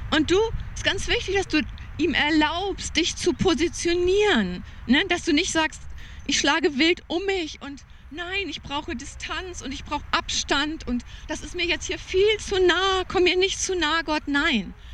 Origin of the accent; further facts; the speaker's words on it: Germany; Ich war so geprägt als Deutsche